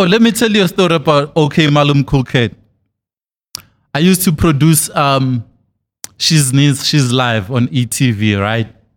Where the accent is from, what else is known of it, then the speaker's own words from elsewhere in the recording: Thokoza, Gauteng, South Africa; I'm from Thokoza in the East Rand